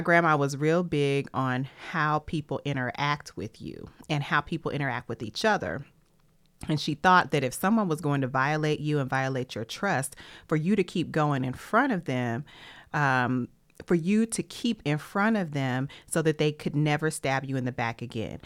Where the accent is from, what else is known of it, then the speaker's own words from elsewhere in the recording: Tennessee, United States; I'm from Tennessee